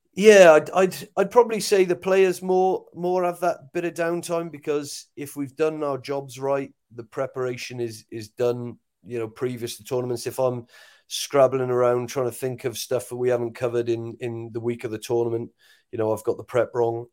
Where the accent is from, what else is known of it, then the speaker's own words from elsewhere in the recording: Wales, United Kingdom; as a Welshman